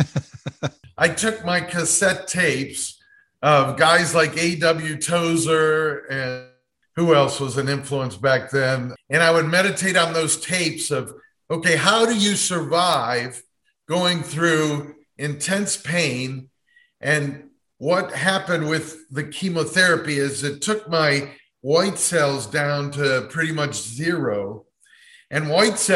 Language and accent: English; Cleveland, Ohio, United States; moved away; also born or lived in Dayton, Ohio; the Cleveland Clinic, my hometown, which was 3.5 hours from Dayton, Ohio, where I was